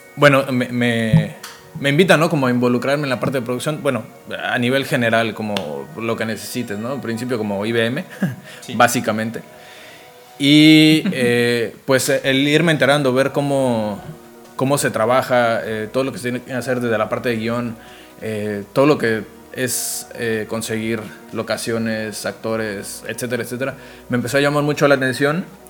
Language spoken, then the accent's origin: Spanish; Zamora, Michoacán, Mexico; moved away as an adult; also born or lived in Cancún, Mexico; soy de Morelia, bueno, específicamente de Zamora, Michoacán